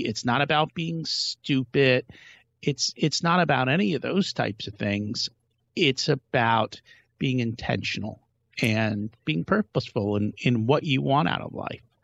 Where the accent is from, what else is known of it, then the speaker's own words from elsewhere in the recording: India; we're from India